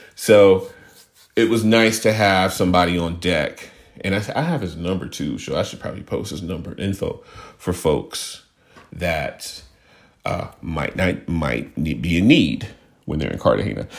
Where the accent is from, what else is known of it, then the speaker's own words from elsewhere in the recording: Houston, Texas, United States; I grew up in Houston